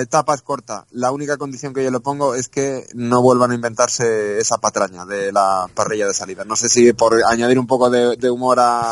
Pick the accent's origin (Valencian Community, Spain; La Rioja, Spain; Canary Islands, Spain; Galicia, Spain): Valencian Community, Spain; Castellón; yo soy de Castellón, defiendo mi provincia